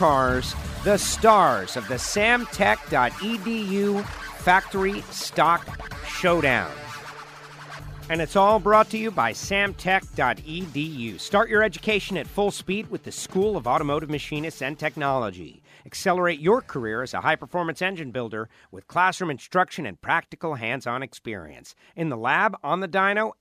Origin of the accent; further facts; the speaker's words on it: Florida, United States; My home state of Florida